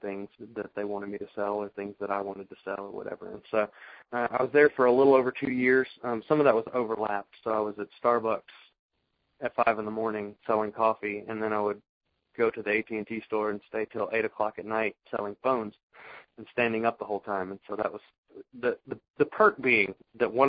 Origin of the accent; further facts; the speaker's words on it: the South, United States; accent: southern; my southern accent